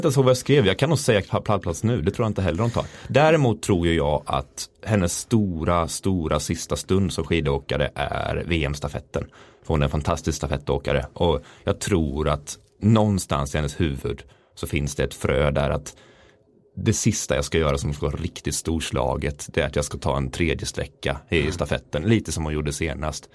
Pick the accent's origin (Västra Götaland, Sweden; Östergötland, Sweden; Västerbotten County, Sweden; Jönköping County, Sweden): Jönköping County, Sweden; Mullsjö; moved away; Jag är från Mullsjö